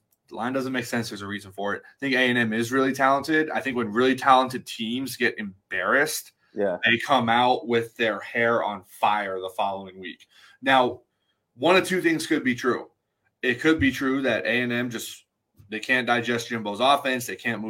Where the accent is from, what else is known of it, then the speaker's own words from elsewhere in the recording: Houston, Texas, United States; moved away; My family I'm from Houston. My family just moved back to Houston.